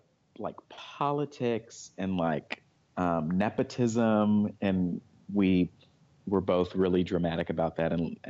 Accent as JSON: {"language": "English", "town": "Fort Worth", "region": "Texas", "country": "United States", "tie": "born or raised there", "said": "I have. I grew up in Fort Worth, Texas, and went to college in Henderson, Tennessee, which is about an hour and a half away from Memphis, which is in West Tennessee."}